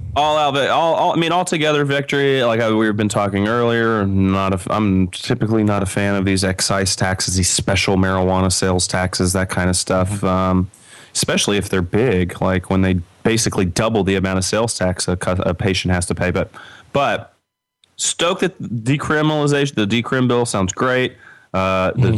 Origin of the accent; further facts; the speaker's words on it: Kentucky, United States; my home state, uh, the bluegrass state, uh, Kentucky.